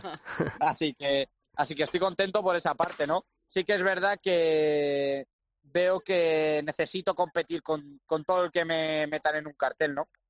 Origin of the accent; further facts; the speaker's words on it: Salamanca, Castile and León, Spain; mi tierra, ¿no? Con Salamanca